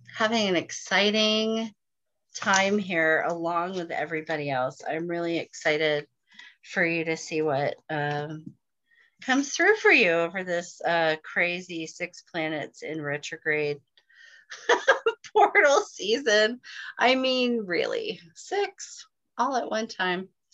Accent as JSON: {"language": "English", "region": "Northern California", "country": "United States", "tie": "born or raised there", "said": "I grew up in Northern California"}